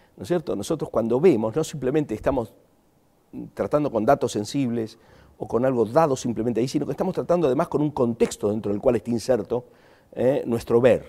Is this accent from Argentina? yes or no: yes; Argentina; accent: Argentine; moved away as an adult; also born or lived in Chile / Germany / Spain / Buenos Aires; hace 35 años que no ejerzo de argentino ¿eh? en mi ciudad natal y ejerzo argentino en otros lugares donde todo el mundo dice que me queda el tono